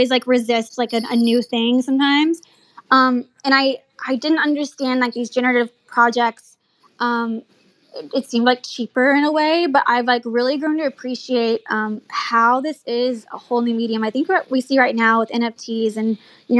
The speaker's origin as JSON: {"language": "English", "town": "Dallas", "region": "Texas", "country": "United States", "tie": "born or raised there", "said": "I'm born and raised in Dallas"}